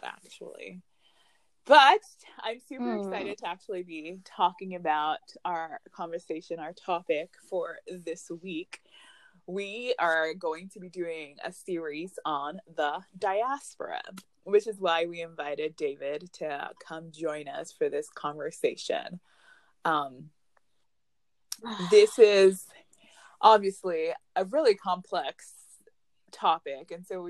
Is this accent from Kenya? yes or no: no; Ghana; now in United States